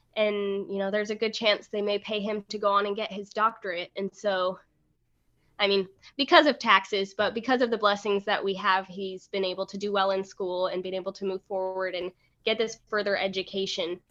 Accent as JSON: {"language": "English", "region": "Alaska", "country": "United States", "tie": "born or raised there", "also_born_or_lived": "Rexburg, Idaho / Ohio", "moved": "as an adult", "lives_now": "Maryland, United States", "said": "I was born and raised in Alaska"}